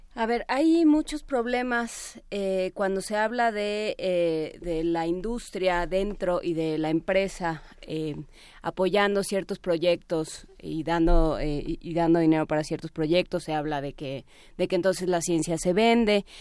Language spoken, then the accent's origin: Spanish; Mexico; nos afecta en México y que tenemos que resolver como mexicanos